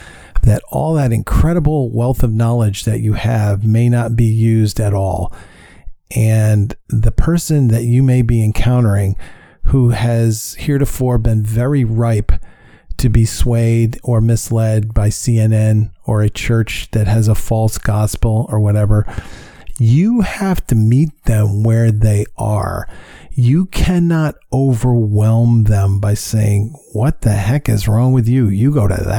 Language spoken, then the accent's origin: English; New York, United States; moved away; I'm from New York and he was at the helm when I was living in New York